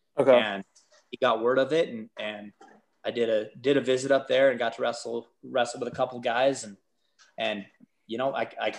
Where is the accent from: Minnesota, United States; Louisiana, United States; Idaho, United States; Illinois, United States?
Idaho, United States; Boise; also born or lived in Manchester; I was raised in the Boise area, but that's kind of blown up since, but it was still kind of had a small town feel when I was growing up.